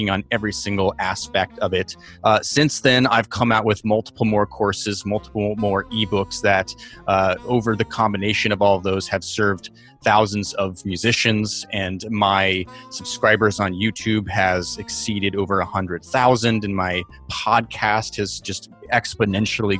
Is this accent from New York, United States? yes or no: yes; New York City, New York, United States; I am from New York City